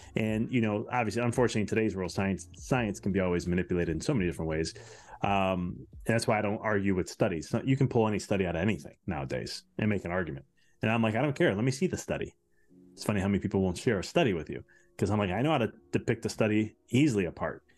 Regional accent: Chicago, Illinois, United States; I'm from Chicago

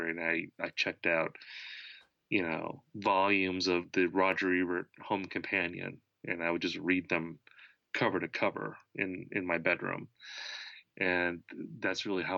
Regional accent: Wisconsin, United States; I was growing up in Wisconsin

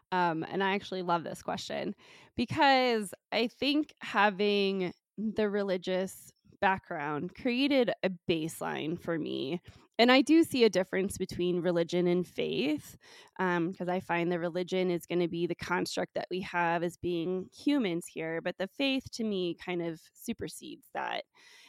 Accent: San Francisco, California, United States; now in Colorado, United States; So I'm originally from California and was born in San Francisco. And I am first generation on my dad's side and second generation on my mom's side. So both my parents are of Russian descent.

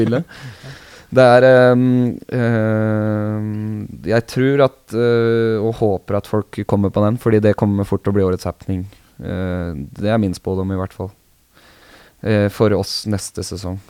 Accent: Vestfold, Norway; also born or lived in Sandefjord; now in Oslo, Norway; Jeg er, ikke, jeg er ikke oppvokst i Oslo. Jeg er oppvokst i Vestfold.

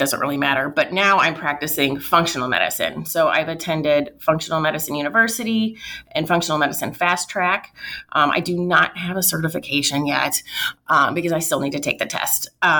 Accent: Washington, Missouri, United States; also born or lived in St. Louis / Florissant; I went to St. Francis Borgia. So we lived in Florissant. And then when I was around, I think I was 8, we moved to Washington, Missouri.

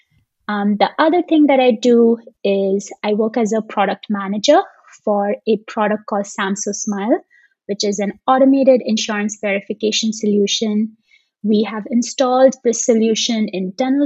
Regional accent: Dubai, United Arab Emirates; moved away as an adult; also born or lived in India / Seattle, Washington; now in Bay Area, United States; So Dubai is still home for me in a lot of ways. That's where I grew up.

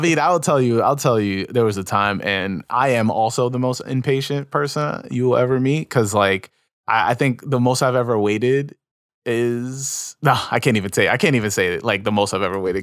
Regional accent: New York, United States; I was from New York

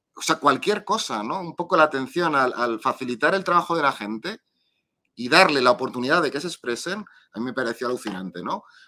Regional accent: Madrid, Community of Madrid, Spain; aquí soy, de Madrid

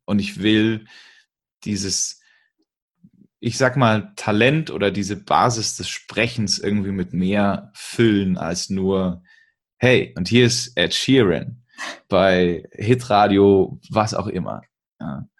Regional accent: Bavaria, Germany; bei uns in Bayern

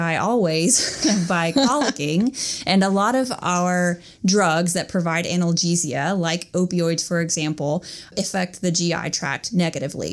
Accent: North Carolina, United States; moved away as an adult; also born or lived in Tennessee; now in Georgia, United States; I'm from North Carolina originally, and I went to North Carolina State University for undergrad

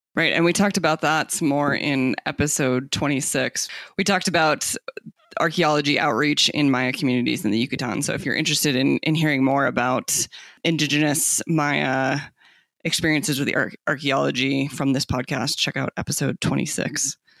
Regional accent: Tucson, Arizona, United States; moved away; I grew up in Tucson, Arizona, so right again, also along the U.S. Mexico border

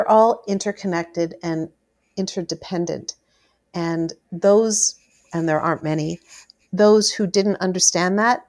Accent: Canada; being a Canadian celebrity and being a celebrity at MuchMusic was... not very celebrity-ish.

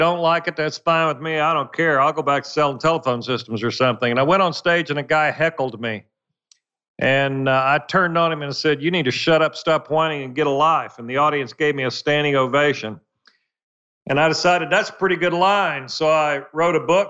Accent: Muskogee, Oklahoma, United States; I grew up dirt poor in Muskogee, Oklahoma

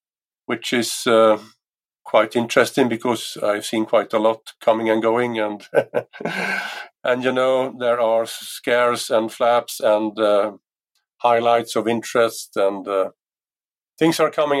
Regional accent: Mariestad, Västra Götaland, Sweden; in 1974, when I was 16 years of age, I started my own UFO society in my hometown of Mariestad

